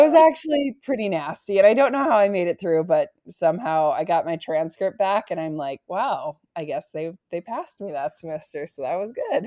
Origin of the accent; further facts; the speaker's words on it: North Dakota, United States; moved away as an adult; also born or lived in Nebraska; I grew up in North Dakota